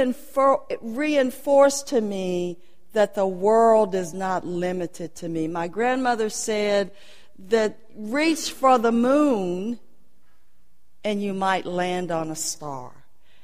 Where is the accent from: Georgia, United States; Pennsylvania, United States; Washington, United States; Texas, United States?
Texas, United States; Port Arthur; as a colored girl growing up in Port Arthur, we were taught that the King's English was the proper way to speak.